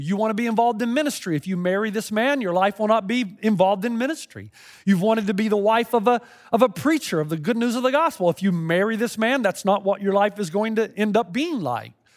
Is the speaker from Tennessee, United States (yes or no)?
yes; Tennessee, United States; growing up in Tennessee